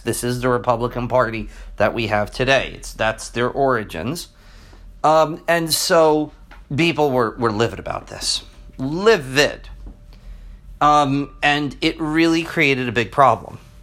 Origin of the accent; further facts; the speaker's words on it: New Jersey, United States; I'm from New Jersey